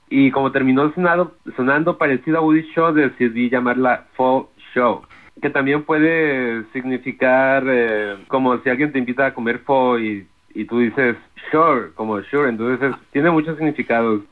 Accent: Guadalajara, Jalisco, Mexico; now in New York, United States; Yo soy de Guadalajara

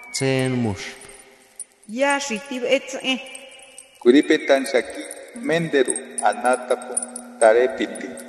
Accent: Juchitán, Oaxaca, Mexico; born there; Nací en Juchitán, Oaxaca. Hablo y escribo en lengua nube.

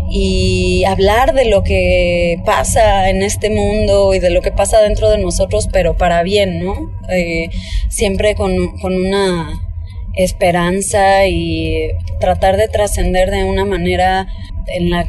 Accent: Mexico; soy cantautora mexicana

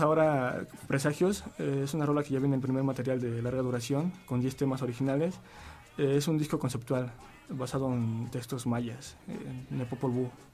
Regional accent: Tultepec, State of Mexico, Mexico; venimos de un pueblo, de un pueblo de fuego, donde hay mucha pirotecnia, y Voladora es el emblema por la actividad artesanal del municipio de Tultepec

